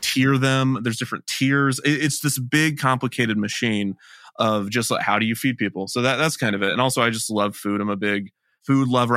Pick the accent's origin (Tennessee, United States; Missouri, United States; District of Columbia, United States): Missouri, United States; Kansas City; I grew up in Kansas City